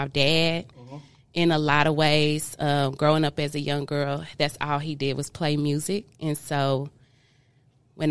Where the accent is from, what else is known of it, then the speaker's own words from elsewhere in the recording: Kansas City, Missouri, United States; born and raised in Kansas City